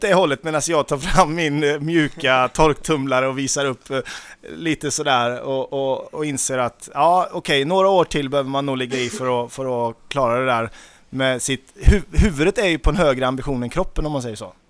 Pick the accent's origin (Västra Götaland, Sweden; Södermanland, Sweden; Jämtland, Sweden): Västra Götaland, Sweden; Nittorp; jag är uppvuxen i Nittorp